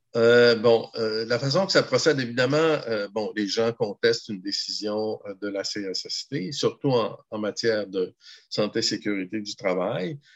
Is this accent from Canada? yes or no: yes; Gaspésie, Quebec, Canada; also born or lived in Ottawa; moi, je suis originaire de la Gaspésie